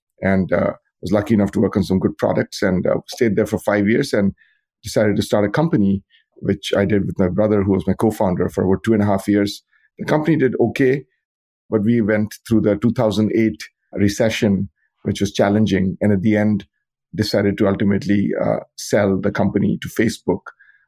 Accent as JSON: {"language": "English", "country": "India", "tie": "born or raised there", "moved": "as an adult", "lives_now": "United States", "said": "So I grew up in India, where I got a bachelor's degree in computer science. Like many people, I came to the U.S. to get to go to graduate school."}